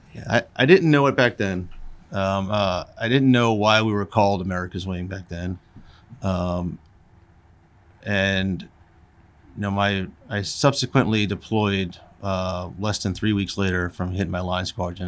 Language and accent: English; Long Island, New York, United States; moved away; I grew up in Long Island, New York